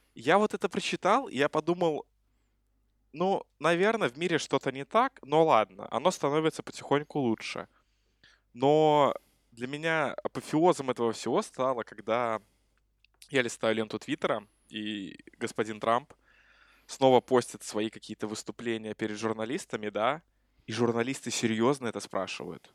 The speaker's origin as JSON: {"language": "Russian", "country": "Belarus", "said": "мы с … из Беларуси"}